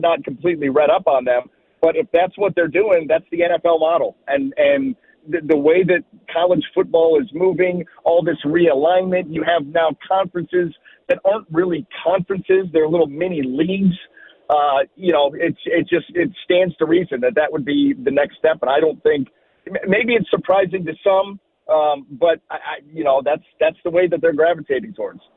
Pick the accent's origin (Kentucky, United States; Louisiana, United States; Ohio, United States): Ohio, United States; growing up in Ohio